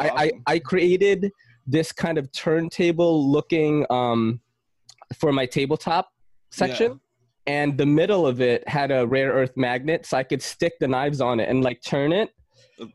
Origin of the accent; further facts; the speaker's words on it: Philippines; moved away; I'm from the Philippines